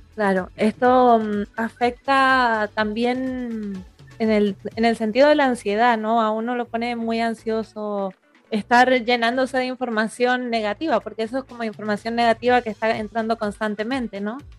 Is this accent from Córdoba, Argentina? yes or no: no; Mendoza, Argentina; Yo soy mendocina